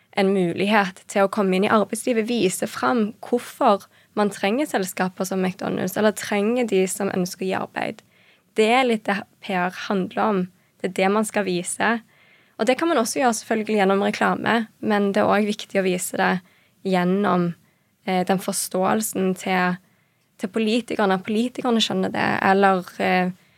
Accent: Stavanger, Rogaland, Norway; moved away as an adult; also born or lived in Paris / Copenhagen; Født og oppvokst i Stavanger

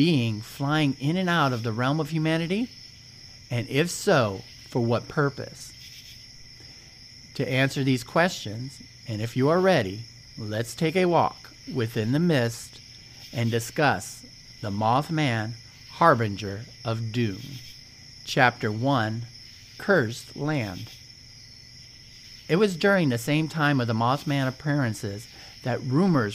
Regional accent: Ohio, United States; I'm from Ohio

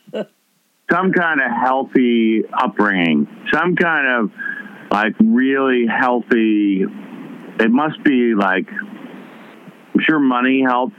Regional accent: New York City, New York, United States; I was from the West Side

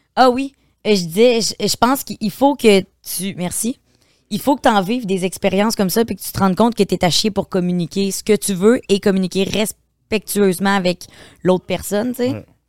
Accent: Beauce, Quebec, Canada; moved away as an adult; je viens de la Beauce

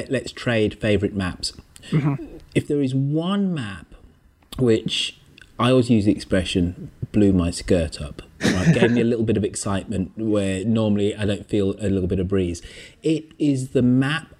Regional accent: England, United Kingdom; Being English

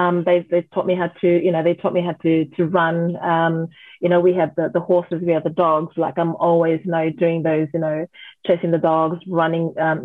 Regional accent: New South Wales, Australia; also born or lived in Fiji; Yes, I was born in Fiji. But raised here in Australia. So went to primary school in Fiji up until I was about 12.

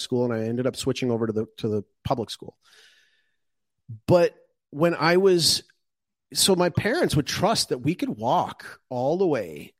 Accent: Calgary, Alberta, Canada; moved away; when I was growing up in Calgary

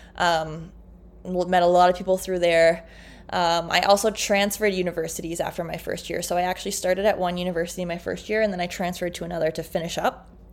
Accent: Canada; I'm like can- Canadian

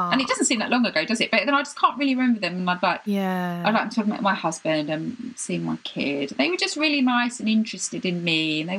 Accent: United Kingdom; I'm British.

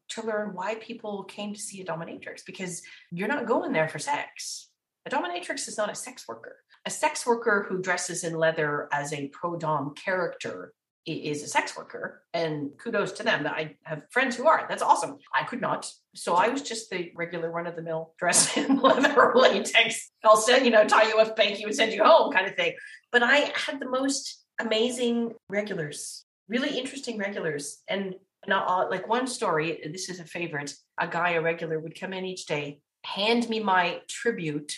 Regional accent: Windsor, Ontario, Canada; I'm from Windsor

